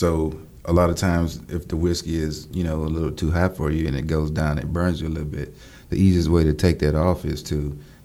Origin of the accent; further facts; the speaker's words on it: Louisiana, United States; I'm from Louisiana, small town.